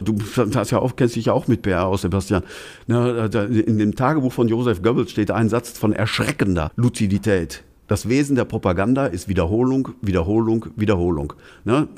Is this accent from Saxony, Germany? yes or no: no; Altena, North Rhine-Westphalia, Germany; in meiner Heimatstadt Altner